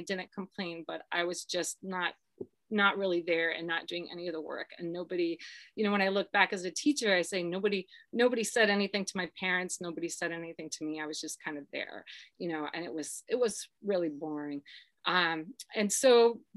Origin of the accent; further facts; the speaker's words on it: Akron, Ohio, United States; I grew up in Akron, Ohio